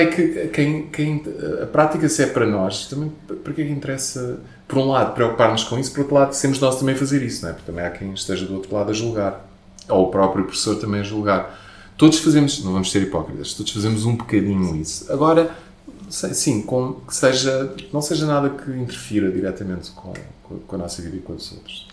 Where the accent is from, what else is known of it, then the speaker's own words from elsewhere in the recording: Portugal; Mas eu também sou latino, não é? Eu também sou daqui